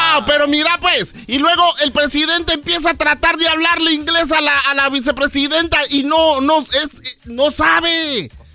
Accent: Guatemala; now in United States

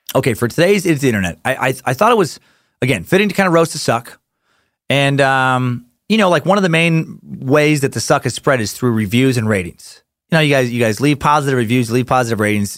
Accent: Idaho, United States; I'm from Idaho, and I live in Idaho.

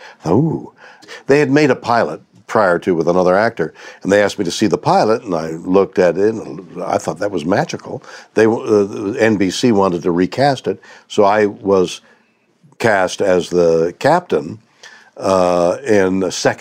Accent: Montreal, Quebec, Canada; moved away as an adult; now in United States; I was born in Montreal.

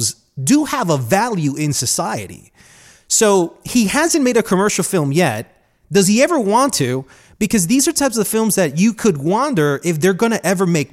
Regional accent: Colombia; moved away; I'm from Colombia

